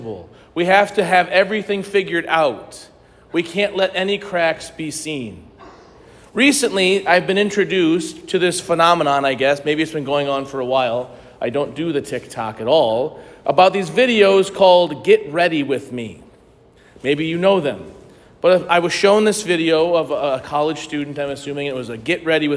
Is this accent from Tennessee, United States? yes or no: no; St. Louis, Missouri, United States; I grew up in St. Louis